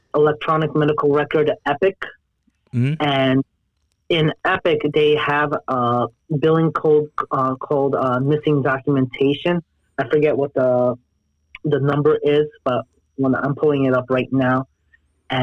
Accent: Jersey City, New Jersey, United States; moved away as an adult; also born or lived in New York / Los Angeles; So I was born and raised in Jersey City, New Jersey

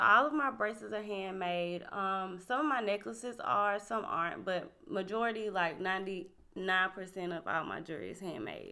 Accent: Winnsboro, South Carolina, United States; I'm from Winsboro, South Carolina, our hometown

